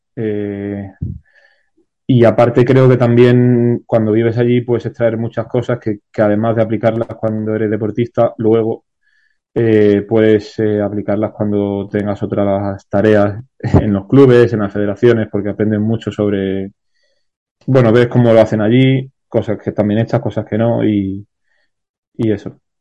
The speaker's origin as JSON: {"language": "Spanish", "town": "Málaga", "region": "Andalusia", "country": "Spain", "tie": "born or raised there", "said": "yo soy de Málaga"}